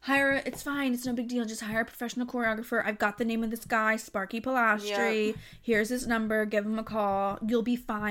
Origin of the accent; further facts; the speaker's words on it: New Jersey, United States; I am from New Jersey